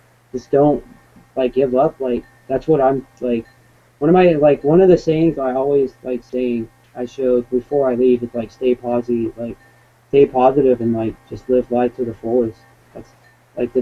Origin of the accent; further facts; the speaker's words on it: West Coast, United States; I try to play as much shows as I can out here in my hometown